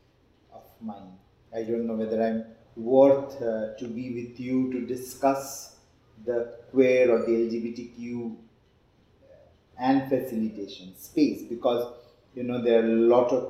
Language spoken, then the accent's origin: English; West Bengal, India; accent: Bengali; English is a second language; moved away as an adult; also born or lived in Mumbai; I was born and brought up in West Bengal